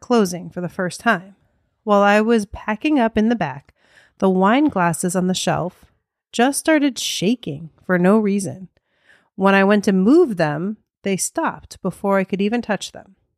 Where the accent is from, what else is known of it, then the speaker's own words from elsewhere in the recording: United States; accent: American; my American accent